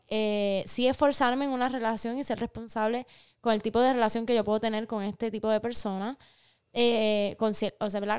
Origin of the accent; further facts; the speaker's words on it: Aibonito, Puerto Rico; nosotras somos hermanas, eh, nacimos y crecimos en Ay Bonito en el archipiélago de Boriquén, en el Caribe